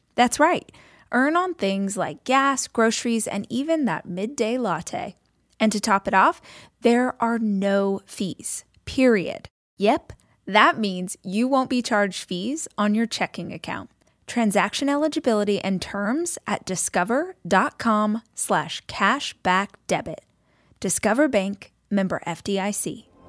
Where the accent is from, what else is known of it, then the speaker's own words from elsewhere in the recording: Southern California, United States; now in Austin, United States; I'm actually from Southern California, but I live in Austin